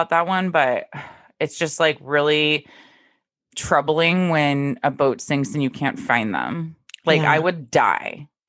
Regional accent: Dallas, Texas, United States; now in Maine, United States; growing up in Dallas

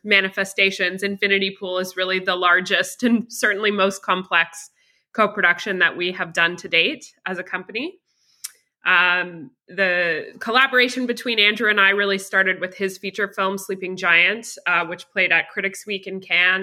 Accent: Canada; also born or lived in Toronto, Ontario; I am a Canadian producer based roughly in Toronto, just on the outside of Toronto, Canada.

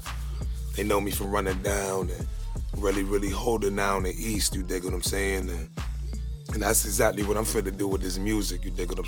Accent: Jamaica; I'm Jamaican myself

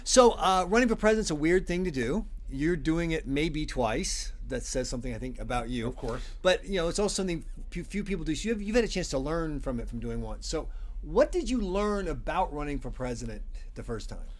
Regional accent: South Carolina, United States; now in New Hampshire, United States; I'm from South Carolina

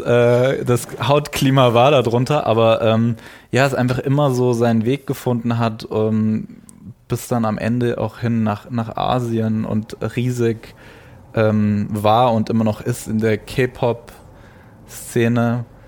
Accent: Germany; aus der Nähe von Frankfurt, mhm. ähm, also zwischen Würzburg, Frankfurt aus einem relativ kleinen Ort

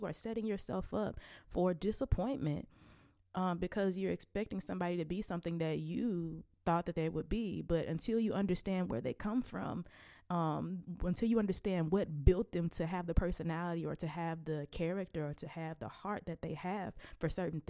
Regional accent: Selma, Alabama, United States; But I'm from Selma, Alabama, and I am 27 years old

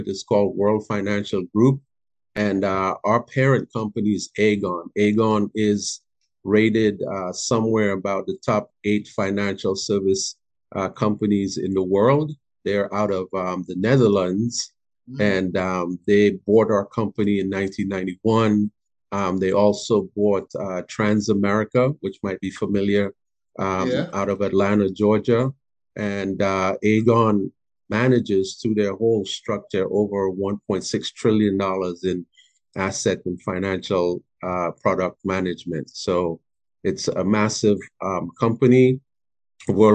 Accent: Trinidad & Tobago; moved away as an adult; also born or lived in Florence, South Carolina; now in Spartanburg, United States; I'm from Trinidad and Tobago originally. I've lived in Spartanburg since 2004

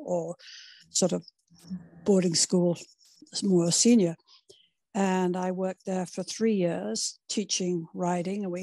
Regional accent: United Kingdom; moved away; I was brought up in the United Kingdom

